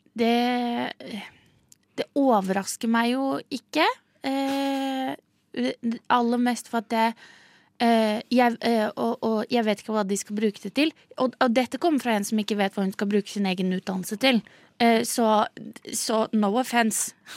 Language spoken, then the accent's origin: Norwegian; Southern Norway, Norway; som søring sitter her nede